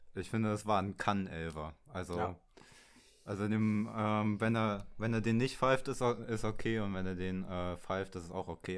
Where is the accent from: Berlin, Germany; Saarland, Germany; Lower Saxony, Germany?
Berlin, Germany; ich komme aus Berlin